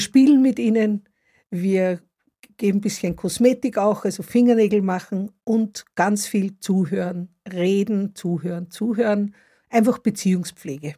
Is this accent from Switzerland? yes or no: no; Upper Austria, Austria; now in Stuttgart, Germany; Ich komme aus Oberösterreich. Also so wie es Österreicher gibt, gibt es auch Oberösterreicher und da komme ich her.